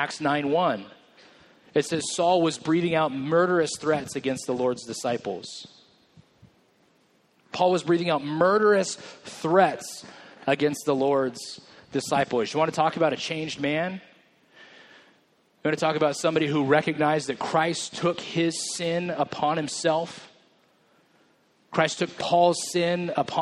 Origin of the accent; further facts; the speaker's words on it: Merced, California, United States; I grew up in Merced